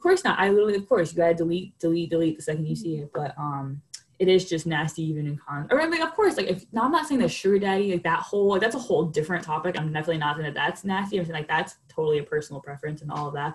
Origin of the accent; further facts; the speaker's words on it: New York City, New York, United States; moved away; growing up in New York